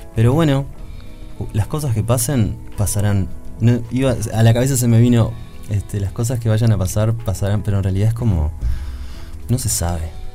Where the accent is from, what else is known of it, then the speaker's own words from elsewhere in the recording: Uruguay; les uruguayes